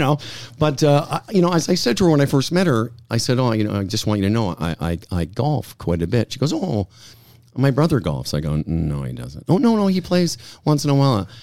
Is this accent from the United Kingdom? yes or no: no; Moose Jaw, Saskatchewan, Canada; moved away; those times in Moose Jaw in the sixties, having to do the Lord's Prayer and being the only Jewish kid I knew.